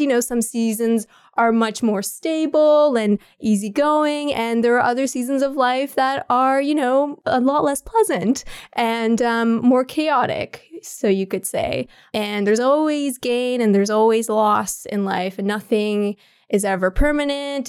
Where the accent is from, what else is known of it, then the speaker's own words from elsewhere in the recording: Ottawa, Ontario, Canada; I was born and raised in Ottawa, so, and I never left the city ever